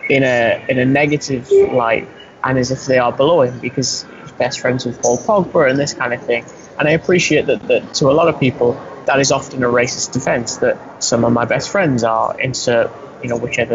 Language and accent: English; England, United Kingdom; you and I are speaking as Englishmen